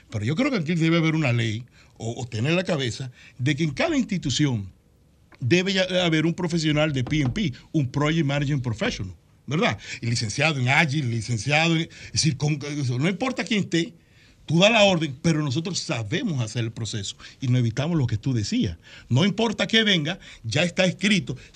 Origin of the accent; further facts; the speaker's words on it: Dominican Republic; Este hermano mío, lo hago como dominicano.